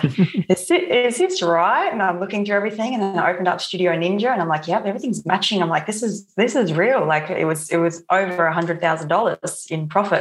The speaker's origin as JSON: {"language": "English", "area": "Barossa Valley", "region": "South Australia", "country": "Australia", "said": "I'm from the Barossa Valley in South Australia"}